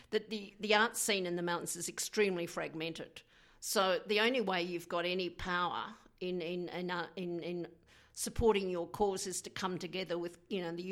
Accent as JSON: {"language": "English", "country": "New Zealand", "said": "I'm originally from New Zealand"}